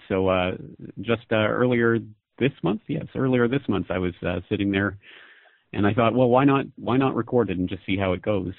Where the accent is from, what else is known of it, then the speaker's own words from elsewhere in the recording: Canada; moved away as an adult; now in Japan; I'm a Canadian citizen who's living in Japan.